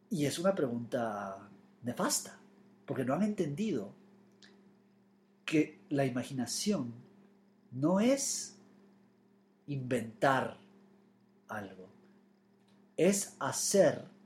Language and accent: Spanish; Florida, United States; also born or lived in New York; Yo pensé que cuando empezara a escribir de Nueva York, de mi infancia en la Florida, eso iba a suceder en inglés y no, lo he hecho en español.